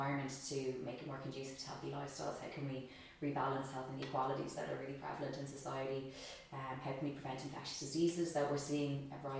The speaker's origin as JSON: {"language": "English", "country": "United States", "tie": "born there", "said": "I am Irish. I was born in America, but I'm mostly Irish."}